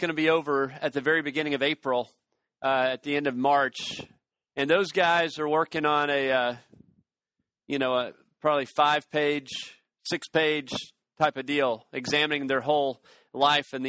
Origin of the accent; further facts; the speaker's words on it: Chattanooga, Tennessee, United States; I'm from Chattanooga, Tennessee.